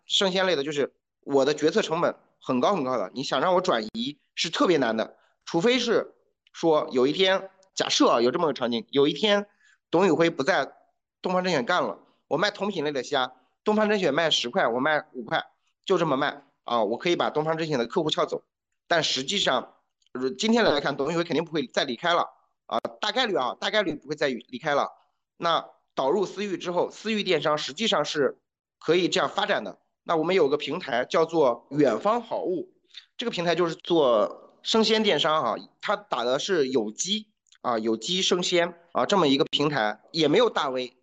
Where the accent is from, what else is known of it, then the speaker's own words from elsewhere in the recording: China; 我们中国人